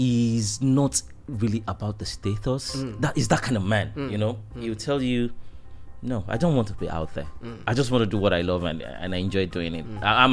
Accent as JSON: {"language": "English", "region": "Lagos", "country": "Nigeria", "said": "mainly we're from Akoka, Bariga."}